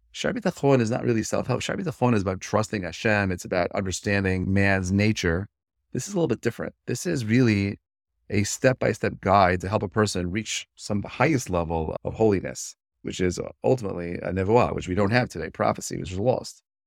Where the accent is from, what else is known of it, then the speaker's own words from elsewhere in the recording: New York City, New York, United States; I was born and raised in Brooklyn, New York.